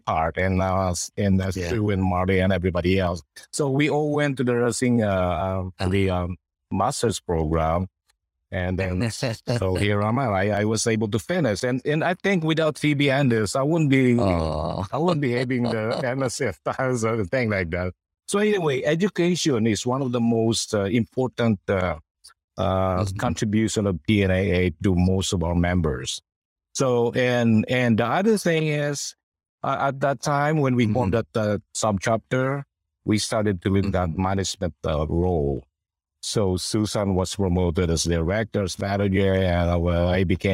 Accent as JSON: {"language": "English", "country": "Philippines", "moved": "yes", "lives_now": "Sacramento, United States", "said": "we're Filipino nurses"}